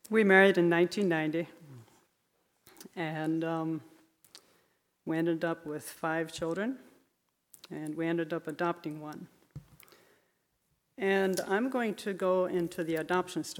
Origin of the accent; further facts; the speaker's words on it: Kalona, Iowa, United States; I was born in Kelowna, Iowa as a little Amish girl